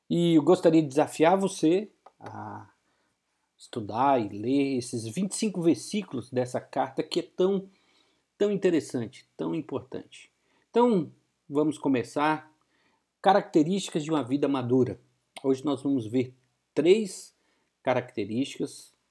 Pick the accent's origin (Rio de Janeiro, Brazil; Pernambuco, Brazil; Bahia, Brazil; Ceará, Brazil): Bahia, Brazil; Vitória da Conquista; now in Atibaia, Brazil; sou de Atibaia, sou de Vitória da Conquista, né, mas moro em Atibaia, pastor da primeira igreja batista de Atibaia.